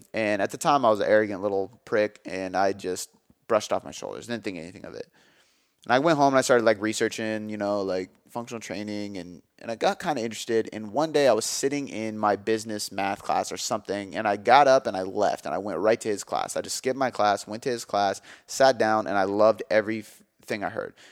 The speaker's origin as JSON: {"language": "English", "town": "Milton", "region": "Washington", "country": "United States", "tie": "born or raised there", "also_born_or_lived": "Des Moines", "said": "my hometown of Milton"}